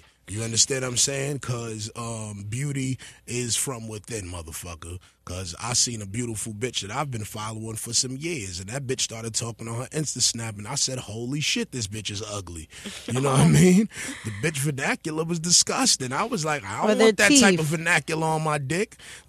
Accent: East Coast, United States; as a kid growing up on the East Coast

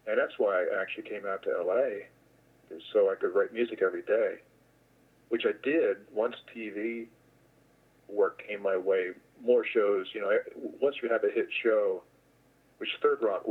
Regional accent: New Jersey, United States; I grew up in New Jersey

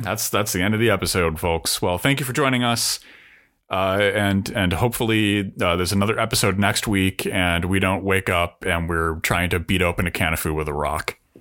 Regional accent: United States; also born or lived in Sheffield

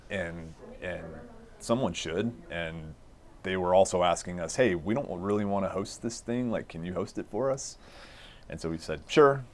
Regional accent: Littleton, Colorado, United States; I grew up in Littleton.

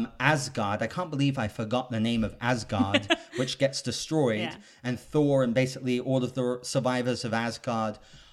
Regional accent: England, United Kingdom; So I'm British, and Jenny, Miss Money Jenny, is actually German, but I don't even think of her as German because we grew up in England together.

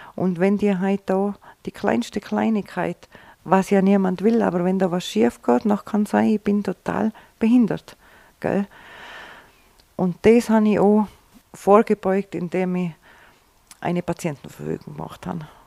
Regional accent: Vils, Tyrol, Austria; Ein richtiger Filzerer

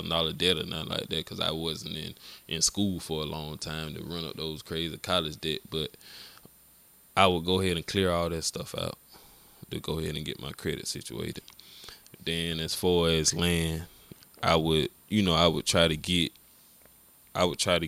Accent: Augusta, Georgia, United States; I'm from Glen Hills too

